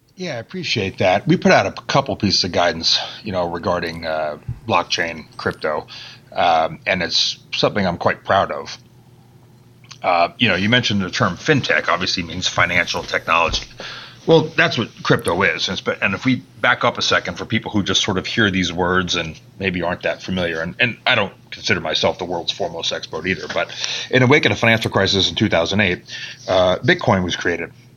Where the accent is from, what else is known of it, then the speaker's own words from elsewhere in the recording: Bar Harbor, Maine, United States; moved away as an adult; also born or lived in Boston, Massachusetts; that's where I'm from, Bar Harbor, Maine, because my father was an employee of the National Park Service